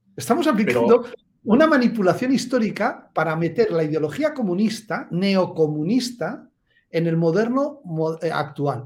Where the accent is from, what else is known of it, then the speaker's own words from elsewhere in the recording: Basque Country, Spain; yo, que soy vasco